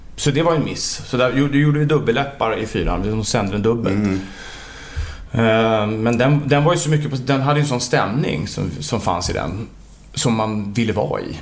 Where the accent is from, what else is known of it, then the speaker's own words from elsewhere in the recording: Täby, Stockholm County, Sweden; jag och Jonas har ju gått i samma skola mm. i Täby